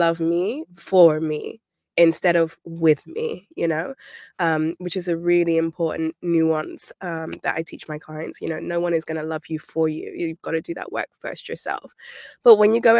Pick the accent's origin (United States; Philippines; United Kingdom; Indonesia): United Kingdom; now in London, United Kingdom; I'm British. I'm based in London